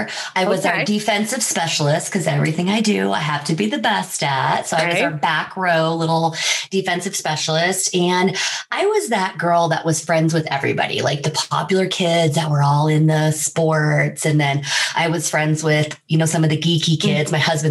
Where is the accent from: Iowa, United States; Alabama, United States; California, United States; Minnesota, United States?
Iowa, United States; I grew up in Iowa in a town of 400 people.